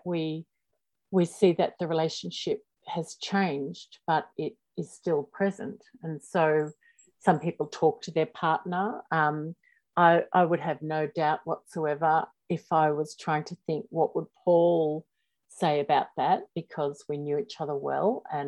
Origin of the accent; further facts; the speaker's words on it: Australia; accent: Australian; I'm in Australia, if you can't already tell by my accent